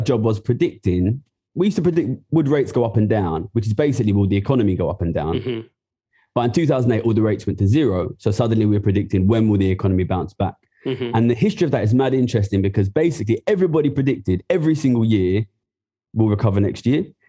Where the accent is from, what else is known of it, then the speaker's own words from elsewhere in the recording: Ilford, London, United Kingdom; I'm from Ilford, East London. I grew up there